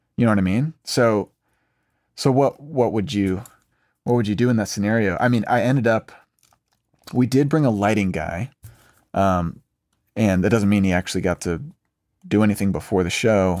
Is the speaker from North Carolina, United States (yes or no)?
yes; Raleigh, North Carolina, United States; now in Nashville, United States; I'm from North Carolina, from Raleigh